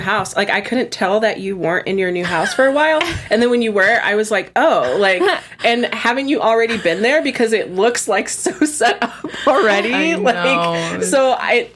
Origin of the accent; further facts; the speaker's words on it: San Diego, California, United States; also born or lived in Indianapolis, Indiana; I was born in Indianapolis, Indiana, but I grew up in San Diego, California